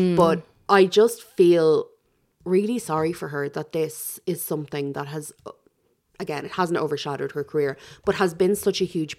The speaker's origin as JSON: {"language": "English", "country": "Ireland", "said": "part of our DNA now as Irish people"}